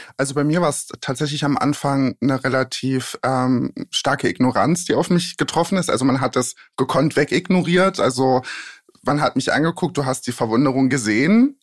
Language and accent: German; Magdeburg, Saxony-Anhalt, Germany; also born or lived in a village in eastern Germany; now in Berlin, Germany; Eigentlich komme ich aus dem tiefsten Osten, bin auf einem Dorf groß geworden und danach nach, ich weiß nicht, sagt euch Magdeburg was? Mhm. Da bin ich dann groß geworden